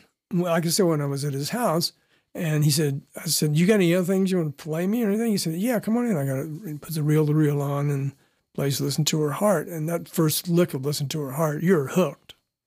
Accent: Florida, United States; born there; And we both were actually from Florida. I was born in Florida.

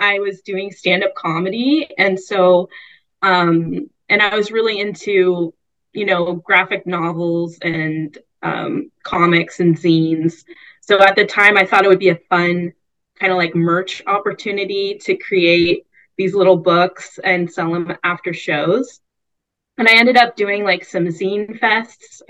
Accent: Bay Area, California, United States; grow up like, yeah, in the Bay Area

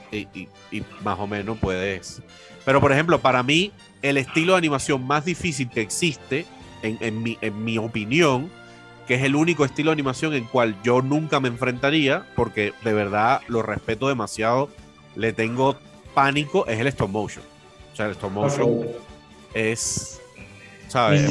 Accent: Cuba; born or raised there; moved away as an adult; now in Venezuela

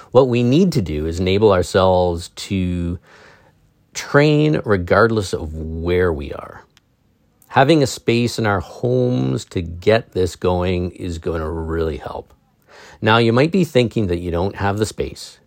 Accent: England, United Kingdom; I'm English

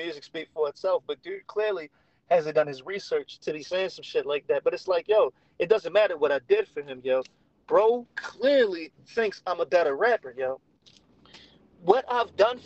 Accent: Baltimore, Maryland, United States; we're all from Baltimore

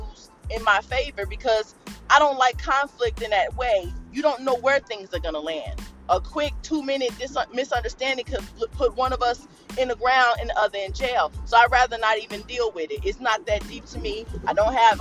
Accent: United States

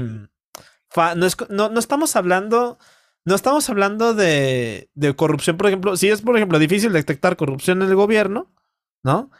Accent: Mexico; como mexicano

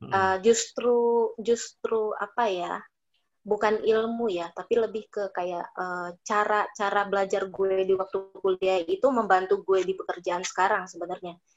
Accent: Padang, West Sumatra, Indonesia; Gue orang Padang.

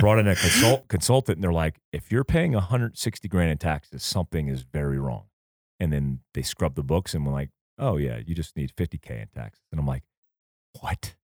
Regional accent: Port Orange, Florida, United States; also born or lived in Fort Ord, California; I grew up in Port Orange, in South Daytona

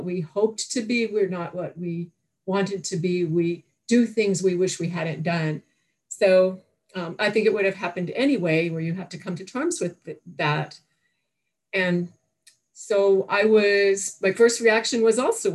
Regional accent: Toronto, Ontario, Canada; I was born in Toronto, Canada

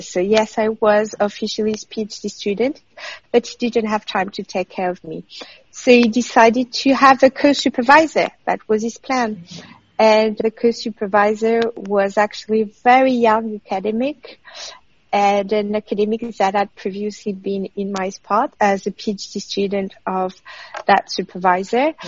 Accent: France; moved away as an adult; now in Australia; France, my home country

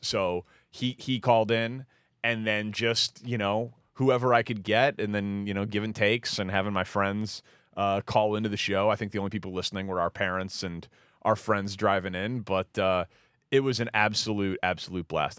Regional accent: Glencoe, Illinois, United States; now in Wilmette, United States; I grew up in Glencoe, but I, I bought a house in Wilmette

